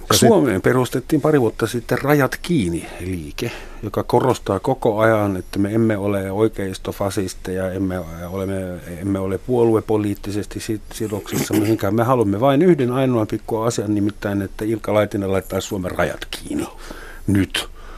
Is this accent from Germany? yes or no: yes; Germany